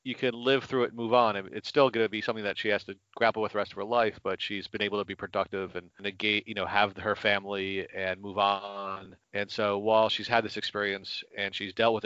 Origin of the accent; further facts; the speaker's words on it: United States; now in Canada; I grew up in the United States